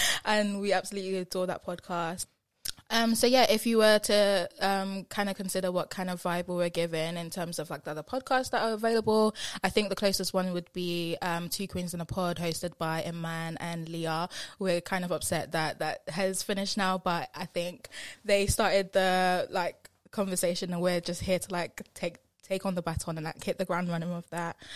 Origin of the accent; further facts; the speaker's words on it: Essex, East of England, United Kingdom; accent: Essex; my Essex accent